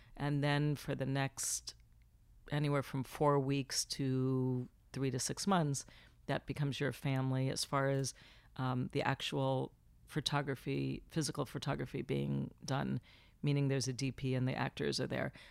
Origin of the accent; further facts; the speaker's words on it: Florida, United States; moved away as an adult; now in Los Angeles, United States; I was born in Florida, so I just dropped the F, came to L A, and here I've been for twenty-three years